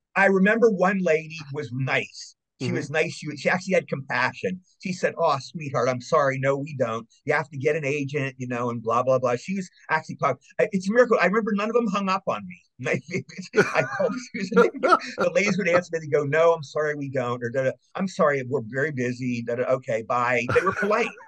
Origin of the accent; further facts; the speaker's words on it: Cumberland, Maryland, United States; I grew up in Cumberland, Maryland